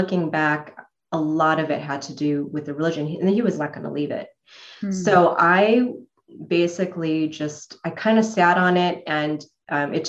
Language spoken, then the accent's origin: English; Chicago, Illinois, United States; moved away as an adult; now in Arizona, United States; Illinois is where I was born, in Chicago, and so I was raised in the Midwest